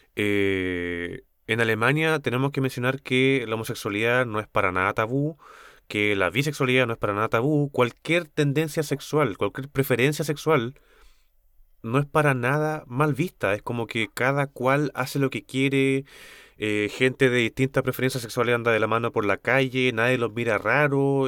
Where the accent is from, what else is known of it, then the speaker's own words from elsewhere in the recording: Chile; como cultura chilena